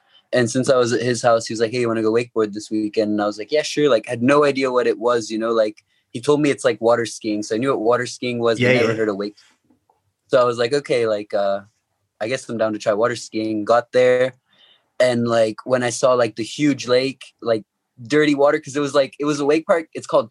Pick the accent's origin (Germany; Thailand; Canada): Thailand; also born or lived in Hong Kong; And then when I turned 2, he got transferred to Thailand, so I moved to Thailand.